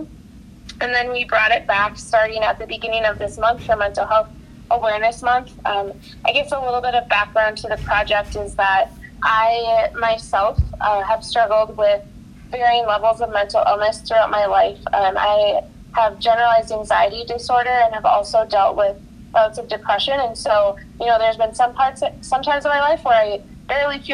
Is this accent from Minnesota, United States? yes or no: yes; Minnesota, United States; I born and raised in Minnesota, grew up a Vikings fan